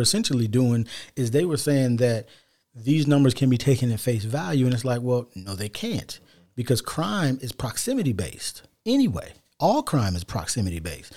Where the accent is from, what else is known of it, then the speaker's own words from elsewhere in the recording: United States; we're African American